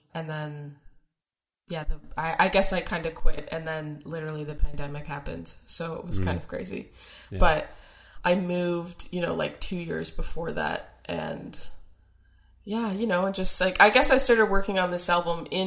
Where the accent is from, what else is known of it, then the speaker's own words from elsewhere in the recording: Toronto, Ontario, Canada; growing up in Toronto